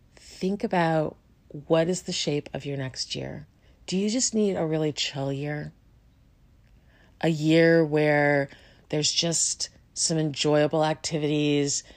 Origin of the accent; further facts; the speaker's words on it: Chicago, Illinois, United States; I grew up in Chicago